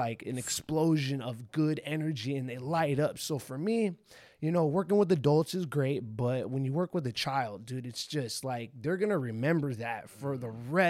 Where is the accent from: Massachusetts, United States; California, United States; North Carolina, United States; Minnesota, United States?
California, United States; Pasadena; I grew up in Pasadena, you know, Pasadena, California. That's where I'm from.